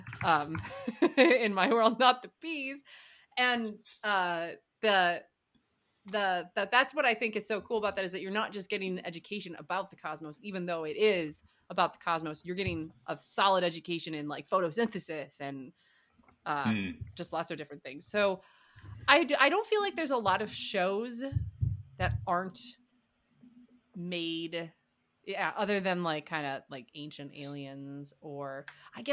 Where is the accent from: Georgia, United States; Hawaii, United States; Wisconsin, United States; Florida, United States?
Wisconsin, United States; Milwaukee; I grew up in Milwaukee area. I grew up in the Milwaukee